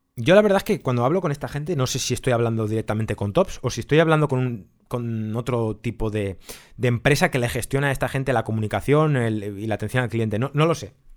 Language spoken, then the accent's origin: Spanish; Spain; somos los coleccionistas españoles